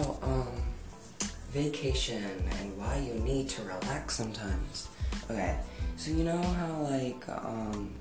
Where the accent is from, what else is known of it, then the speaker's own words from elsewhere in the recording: Denver, Colorado, United States; I had to move back to my hometown, Denver, Colorado